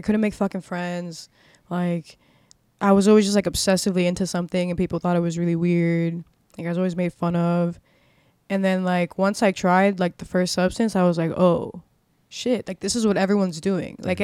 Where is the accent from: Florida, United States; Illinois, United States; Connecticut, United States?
Florida, United States; Miami; I was born and raised in Miami